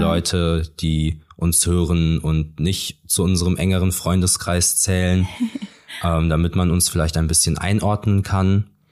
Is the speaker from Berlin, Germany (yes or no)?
no; Cologne, North Rhine-Westphalia, Germany; Ich komme aus Köln, der schönsten Stadt Deutschlands.